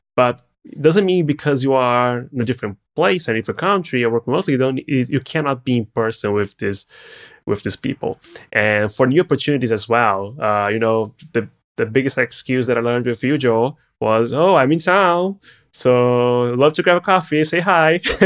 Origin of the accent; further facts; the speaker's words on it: Brazil; English is a second language; moved away as an adult; now in California, United States; coming from Brazil